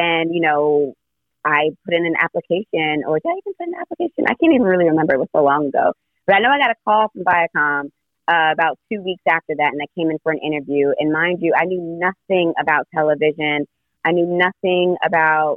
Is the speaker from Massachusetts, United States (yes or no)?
no; New York City, New York, United States; also born or lived in Orlando; I'm originally from Brooklyn. My family's here